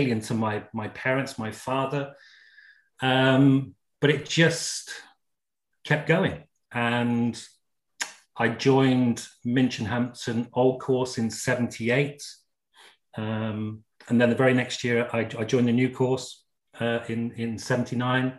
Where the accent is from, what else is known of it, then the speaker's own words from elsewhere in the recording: Gloucestershire, South West England, United Kingdom; also born or lived in Essex; I was born and raised in Essex for the first 4 years, and then family moved down to Gloucestershire, 1971.